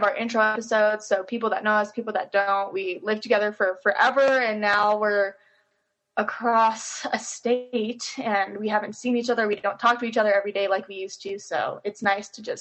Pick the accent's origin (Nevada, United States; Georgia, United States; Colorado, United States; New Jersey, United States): Nevada, United States; Henderson; moved away as an adult; now in Utah, United States; I'm originally from Henderson, Nevada, and then moved here for college